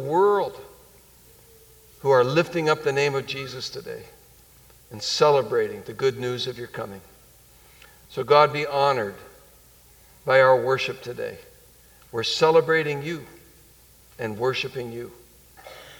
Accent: New England, United States; growing up in New England

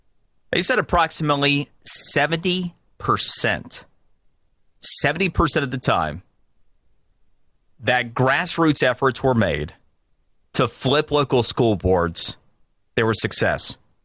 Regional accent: Florida, United States; a lot of them happened from my home state of Florida

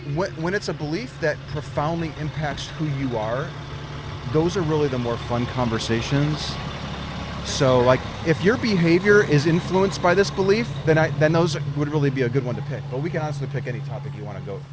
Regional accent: Chicago Heights, Illinois, United States; now in Texas, United States; I grew up in Chicago Heights

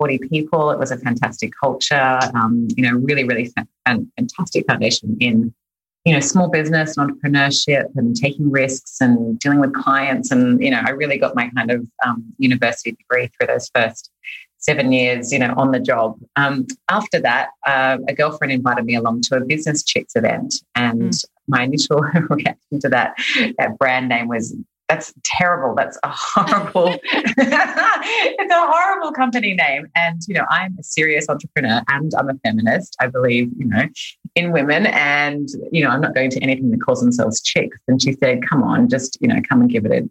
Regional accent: Sydney, New South Wales, Australia; moved away as an adult; now in Los Angeles, United States; I'm Australian. I was born and raised in Sydney, Australia, and moved to LA 5 years ago now.

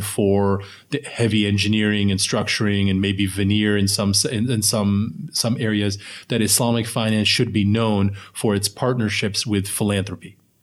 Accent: United States; we as American Muslims

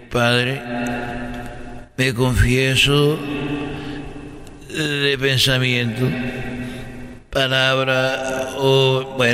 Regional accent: Huentitán, Jalisco, Mexico; la catedral de, de, de ahí de porque yo soy de Huentitán.

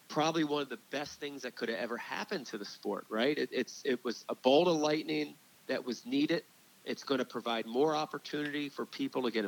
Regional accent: New Jersey, United States; I grew up in New Jersey.

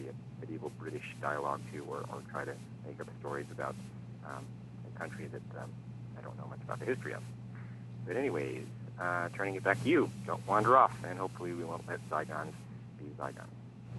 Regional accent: United States; as an American

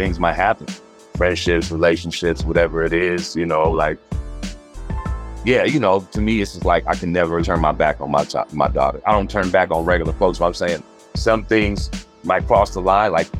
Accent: the Bay Area, California, United States; growing up in the Bay

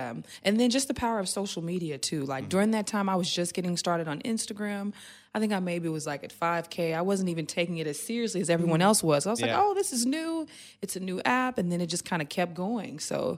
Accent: Tulsa, Oklahoma, United States; I'm from a small town, so I'm from Oklahoma, and Tulsa, Oklahoma, to be exact, and not a lot of people come from that town and actually do something great.

